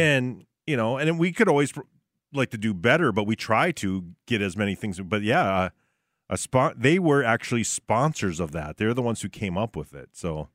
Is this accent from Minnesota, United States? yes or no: yes; Barnesville, Minnesota, United States; my hometown of Barnesville